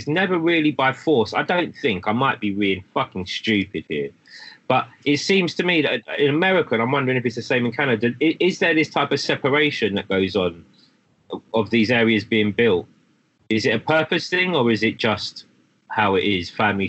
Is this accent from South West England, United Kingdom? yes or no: no; London, United Kingdom; I was born in London. Growing up with my mum being Irish, there was this connection to Ireland